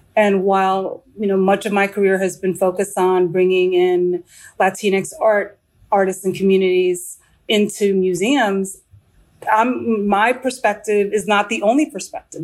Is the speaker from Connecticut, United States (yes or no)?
no; New York City, New York, United States; now in Washington, D.C., United States; I just got back from New York City, which is my hometown